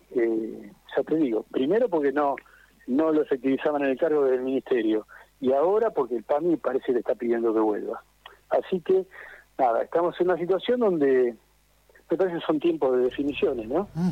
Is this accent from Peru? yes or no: no; Argentina